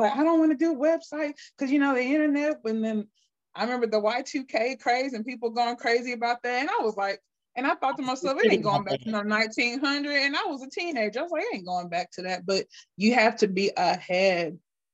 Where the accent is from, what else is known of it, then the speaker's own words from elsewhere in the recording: Akron, Ohio, United States; I'm from Akron, Ohio